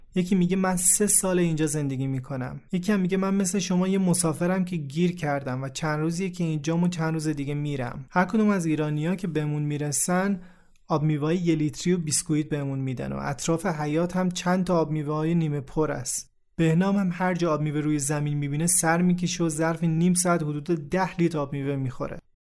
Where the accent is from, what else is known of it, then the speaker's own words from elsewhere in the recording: Iran; moved away; ما ایرانی هستیم نه عراقی